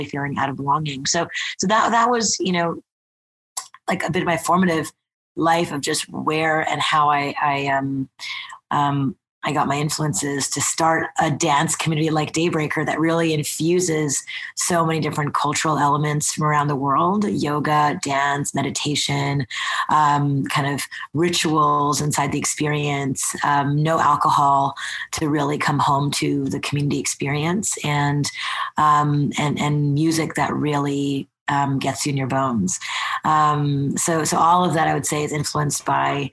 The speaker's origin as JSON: {"language": "English", "town": "Montreal", "region": "Quebec", "country": "Canada", "tie": "born or raised there", "moved": "yes", "lives_now": "New York, United States", "said": "I'm born and raised in Montreal, Canada, Canadian, and my father's from India. My mother's from Japan"}